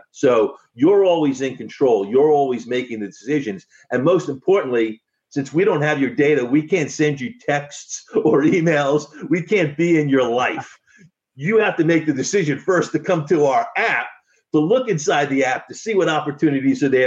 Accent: United States; as an American

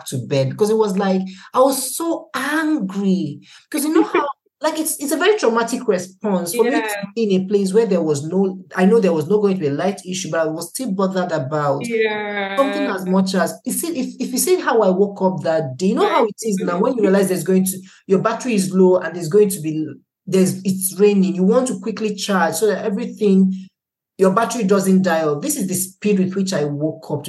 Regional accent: Nigeria; now in Germany; the reality of being a Nigerian

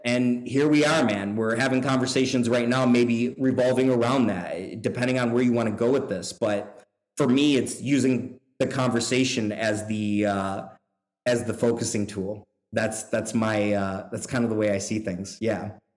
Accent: Buffalo, New York, United States; also born or lived in Singapore; now in Louisville, United States; I grew up in uh, Buffalo, New York. I'm from Buffalo

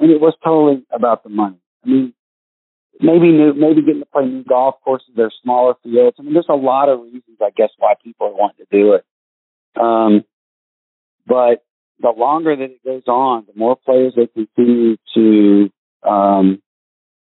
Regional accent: United States; I'm from the United States

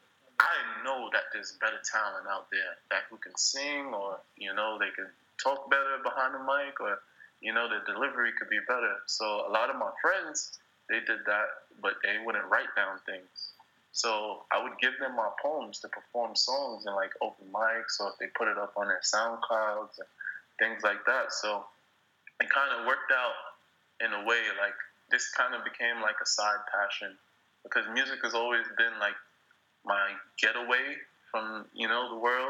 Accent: New York City, New York, United States; also born or lived in Spain; I'm from New York

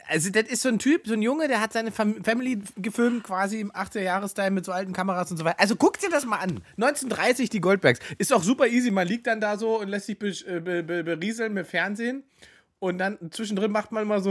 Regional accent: Saxony-Anhalt, Germany; aus dem Ort, wo ich herkomme, aus Sachsen-Anhalt

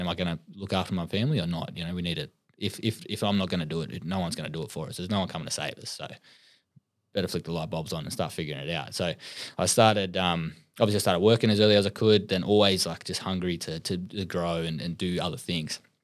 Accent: Sydney, New South Wales, Australia; I come from Western Sydney. Um, an Aboriginal man.

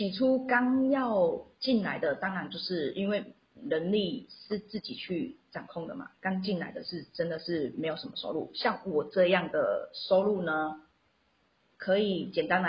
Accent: Xiushui, Changhua County, Taiwan; accent: Taiwanese Mandarin; first language Taiwanese Hokkien; Chinese is a second language; 因为我是乡下小孩，彰化秀水那边的人。

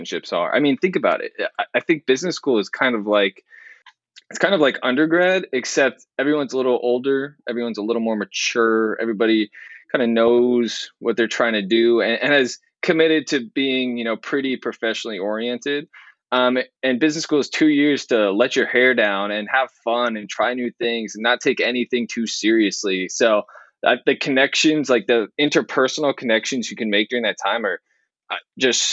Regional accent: California, United States; moved away as an adult; growing up in California, I've just been so spoiled with weather

